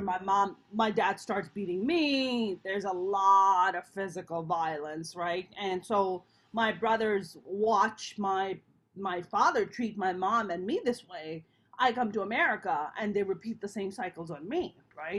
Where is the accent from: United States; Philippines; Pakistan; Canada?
Pakistan; moved away; I'm a Pakistani Muslim